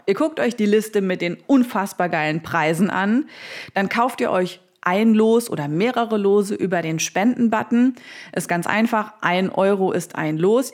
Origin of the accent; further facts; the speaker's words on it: Saarland, Germany; in meiner Heimat im Saarland